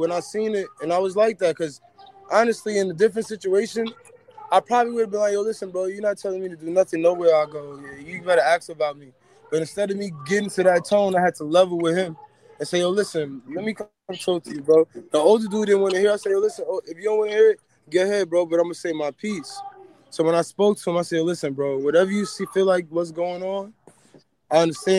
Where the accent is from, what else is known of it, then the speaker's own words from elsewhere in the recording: New York City, New York, United States; I'm from Queens